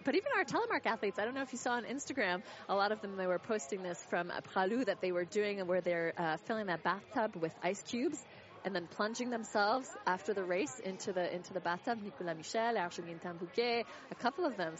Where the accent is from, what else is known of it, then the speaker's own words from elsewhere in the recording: United States; I can be a nice American